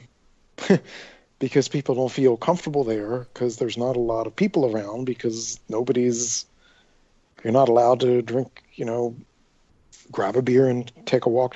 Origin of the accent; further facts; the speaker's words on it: Atlantic City, New Jersey, United States; growing up in Atlantic City